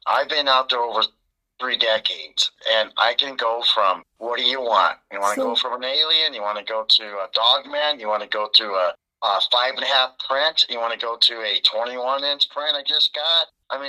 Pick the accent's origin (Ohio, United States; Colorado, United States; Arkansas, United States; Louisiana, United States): Colorado, United States; now in Estes Park, United States; I came from the Pikes Peak area. So right. I brought my uniqueness over to Estes Park.